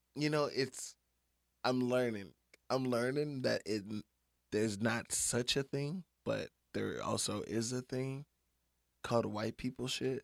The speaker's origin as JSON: {"language": "English", "town": "Beaumont", "region": "Texas", "country": "United States", "said": "I'm from Beaumont. Like, my people from Louisiana"}